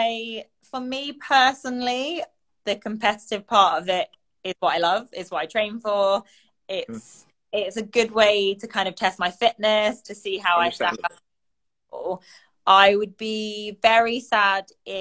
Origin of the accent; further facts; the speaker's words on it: United Kingdom; now in Singapore; I'm British.